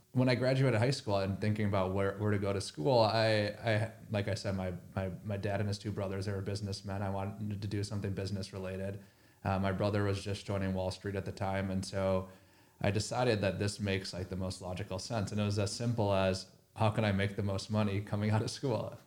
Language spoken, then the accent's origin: English; Minnesota, United States; I grew up in Minnesota